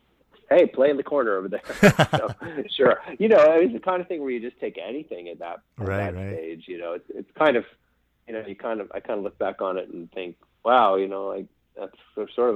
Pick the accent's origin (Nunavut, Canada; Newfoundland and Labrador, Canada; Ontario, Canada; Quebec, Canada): Quebec, Canada; Eastern Townships; moved away; also born or lived in Montreal / Calgary; I didn't grow up in Montreal. I grew up in the rural, speaking of the country roads. So I grew up in the rural part of Quebec, kind of an area called the Eastern Townships. So if you're in Montreal, it would take you about, say, an hour or a bit to get out there.